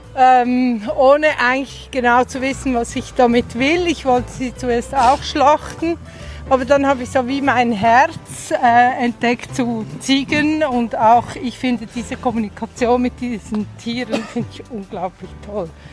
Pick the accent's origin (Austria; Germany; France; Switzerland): Switzerland; Zurich Oberland; also born or lived in Untersiggenthal, Aargau; Danach im Zürcher Oberland